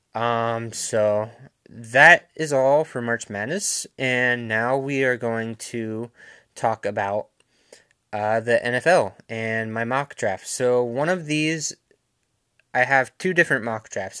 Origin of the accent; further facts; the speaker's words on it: Jacksonville, Florida, United States; I am from Jacksonville